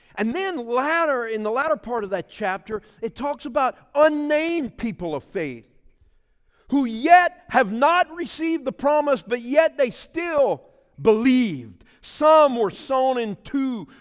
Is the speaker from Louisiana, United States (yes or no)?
yes; Pointe-aux-Chênes, Louisiana, United States; I'm a Cajun boy from the Puente Sauces